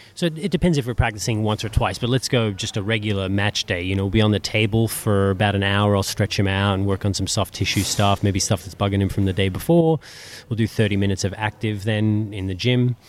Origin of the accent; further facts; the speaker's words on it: Australia; being Australian